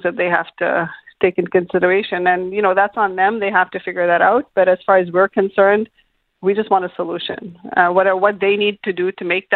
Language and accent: English; Canada; as Canadian citizens